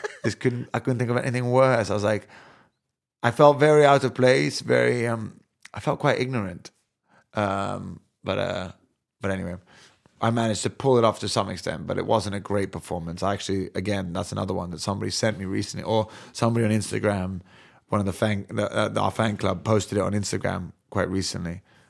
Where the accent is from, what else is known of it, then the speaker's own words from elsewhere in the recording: London, United Kingdom; born there; accent: American; I'm born in Parsons Green. I mean, I'm English, but still to this day, that used to really frustrate me.